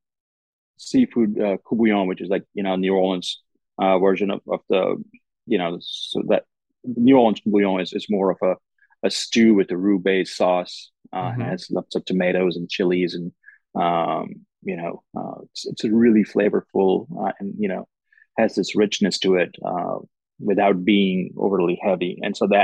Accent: Gujarat, India; moved away as an adult; also born or lived in Strasbourg, France / Austin, Texas / Lexington, Kentucky; now in Oxford, Mississippi, United States; growing up in India

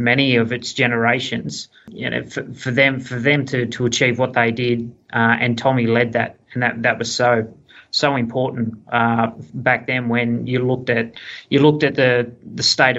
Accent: Sydney, New South Wales, Australia; I was born and bred in Southwest Sydney. I've lived in Fairfield all my life, and my family actually had roots to Belmore.

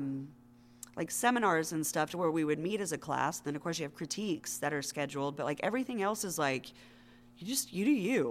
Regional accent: Knoxville, Tennessee, United States; moved away as an adult; also born or lived in North Carolina; I moved for the first time in my life out of my hometown of Knoxville, Tennessee, with my husband

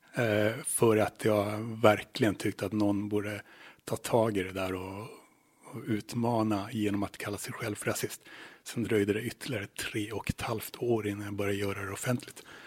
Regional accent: Luleå, Norrbotten County, Sweden; moved away as an adult; now in Åland, Finland; där jag växte upp, till exempel i Luleå

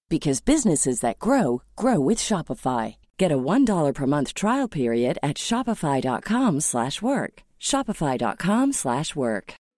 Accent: Oklahoma, United States; moved away as an adult; now in Norway; I'm from Oklahoma originally and I moved to Norway in 1980, so I've been there 41 years

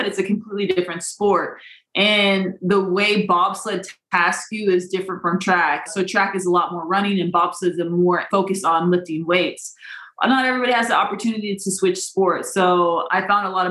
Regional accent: Des Moines, Iowa, United States; I grew up in Des Moines, Iowa, where there's blizzards and it's very, very frigid

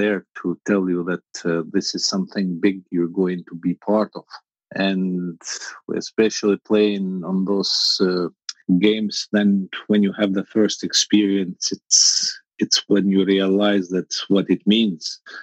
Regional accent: Albania; moved away as an adult; also born or lived in France; I was born in Albania. Albania was a communist country for almost 50 years, and I became an adult in Albania. I became 21 years old in Albania.

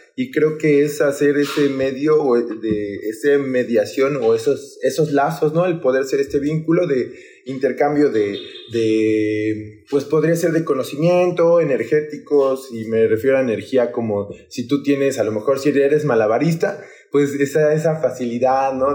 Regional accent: Mexico City, Mexico; now in Papantla de Olarte, Mexico; soy originario de la Ciudad de México. En especial soy del lugar, eh, bueno, yo siempre se lo comento a la bandita, soy del lugar donde abundan los coyotes, que es Coyoacán

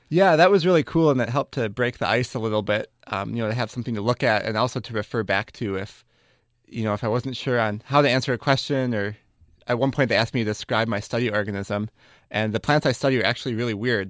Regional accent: Wisconsin, United States; moved away as an adult; now in California, United States; I grew up in Wisconsin

